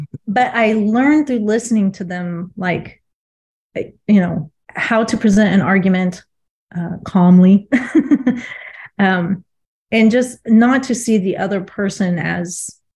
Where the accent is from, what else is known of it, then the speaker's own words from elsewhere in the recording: Kansas, United States; moved away as an adult; also born or lived in Ohio / Florida / California / Virginia; I'm from Kansas originally